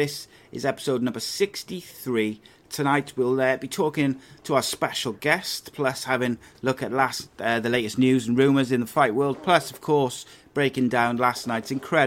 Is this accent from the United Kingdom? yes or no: yes; Cardiff, Wales, United Kingdom; when I was growing up in Cardiff